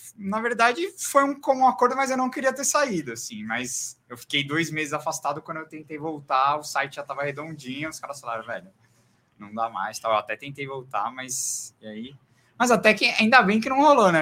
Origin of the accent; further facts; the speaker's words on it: ABC Paulista, São Paulo, Brazil; eu sou do ABC